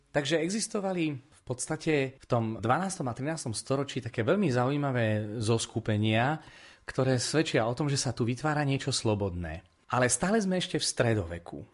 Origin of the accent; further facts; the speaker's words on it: Prešov Region, Slovakia; u nás na Spiši